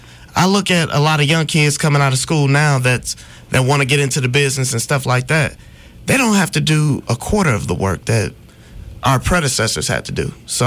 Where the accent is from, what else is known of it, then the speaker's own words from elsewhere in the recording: Detroit, Michigan, United States; moved away as an adult; now in Montgomery, United States; I'm originally from Detroit.